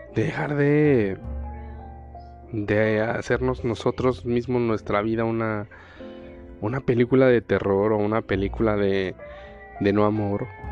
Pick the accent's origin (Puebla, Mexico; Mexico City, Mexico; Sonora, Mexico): Puebla, Mexico; now in Delicias, Mexico; Soy de la ciudad de Puebla, en México.